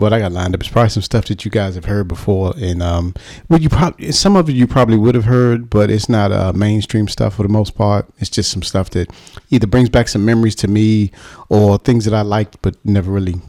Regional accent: Washington, District of Columbia, United States; moved away as an adult; now in United Kingdom; My accent is from Washington, D.C., and that's the nation's capital of the United States

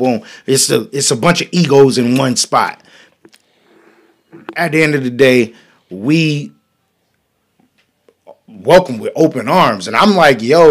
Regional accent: North Carolina, United States; I'm from North Carolina

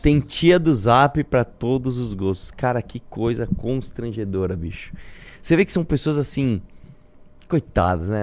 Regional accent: Brazil; todos nós somos brasileiros

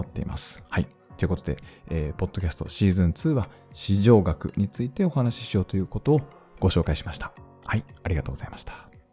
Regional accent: Hokkaido, Japan; 地元北海道

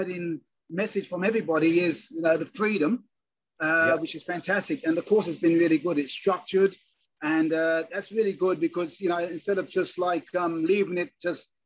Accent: Townsville, Queensland, Australia; we're from Townsville. And we only just moved about 8 months ago. I'm actually in the rainforest

